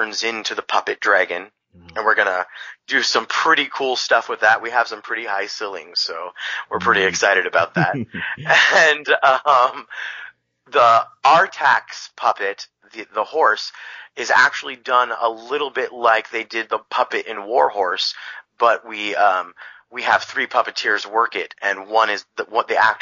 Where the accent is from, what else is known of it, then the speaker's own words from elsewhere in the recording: Bay Area, California, United States; moved away as an adult; also born or lived in Hollister, California; now in Los Banos, United States; when I grew up in the Bay Area